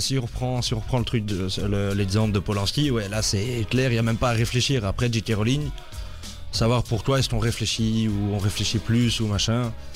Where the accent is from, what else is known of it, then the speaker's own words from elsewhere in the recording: Brussels, Brussels-Capital Region, Belgium; de Bruxelles aussi, 24 ans